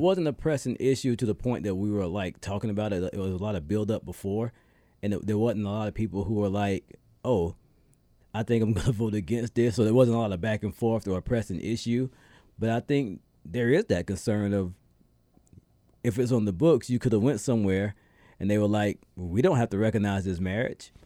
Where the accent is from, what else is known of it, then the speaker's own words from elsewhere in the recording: South Carolina, United States; moved away; my first time voting in my home state